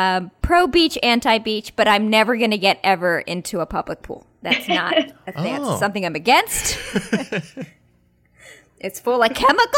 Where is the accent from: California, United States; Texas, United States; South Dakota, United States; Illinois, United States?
California, United States; Bay Area; we grew up in the Bay Area.